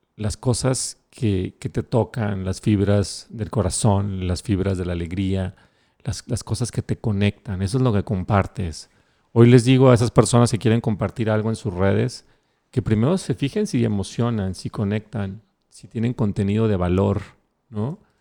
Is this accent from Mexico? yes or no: yes; Mexico